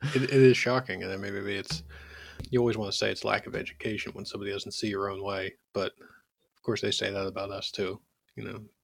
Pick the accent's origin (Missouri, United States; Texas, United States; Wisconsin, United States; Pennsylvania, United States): Pennsylvania, United States; Philadelphia; as a Philadelphian